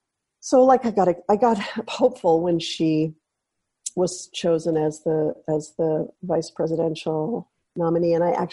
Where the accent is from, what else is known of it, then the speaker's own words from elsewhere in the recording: Santa Cruz, California, United States; I'm from Santa Cruz, Northern California.